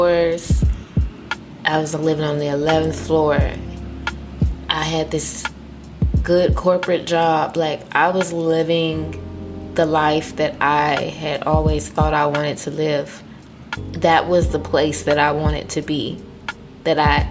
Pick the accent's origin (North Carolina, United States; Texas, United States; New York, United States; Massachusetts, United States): Texas, United States; moved away as an adult; now in Maryland, United States; I'm from Texas. Moved up here from Texas.